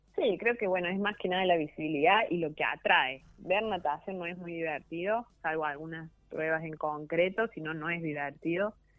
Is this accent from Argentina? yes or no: yes; Argentina; somos argentinos